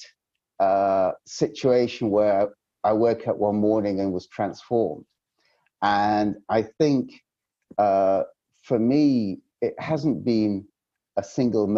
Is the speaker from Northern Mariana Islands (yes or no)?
no; Yorkshire and the Humber, United Kingdom; I come from Yorkshire